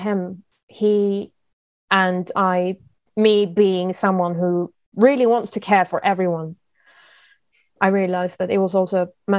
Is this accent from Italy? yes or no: no; United Kingdom; we always had tea because I'm British.